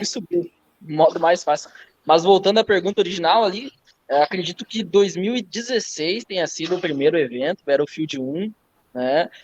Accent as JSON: {"language": "Portuguese", "town": "Campos Novos", "region": "Santa Catarina", "country": "Brazil", "said": "Eu sou de Campos Novos, Santa Catarina, próximo a Joaçaba, Santa Catarina também"}